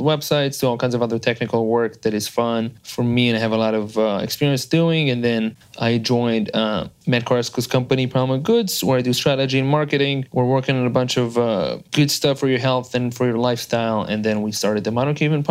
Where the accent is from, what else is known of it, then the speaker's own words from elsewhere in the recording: Israel; English is a second language; moved away as an adult; now in United States; I am from Israel originally. So I'm a gringo here in the United States. I've been here for the past 11 years. I moved out here when I was 21